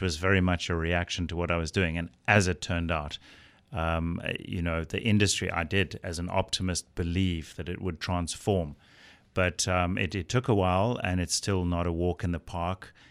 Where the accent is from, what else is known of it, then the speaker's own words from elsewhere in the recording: South Africa; as a South African producer